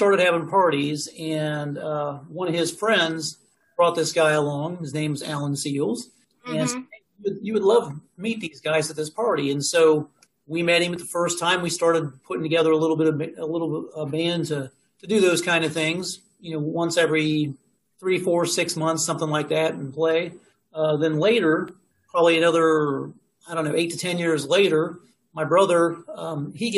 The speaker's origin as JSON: {"language": "English", "town": "Dayton", "region": "Ohio", "country": "United States", "said": "I'm from Dayton."}